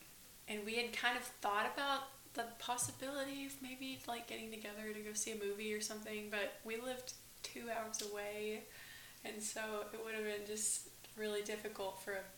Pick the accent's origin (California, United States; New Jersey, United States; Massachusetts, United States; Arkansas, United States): Arkansas, United States; Northwest; I am originally from the Northwest Arkansas area, and I always grew up in the church. My dad's a minister.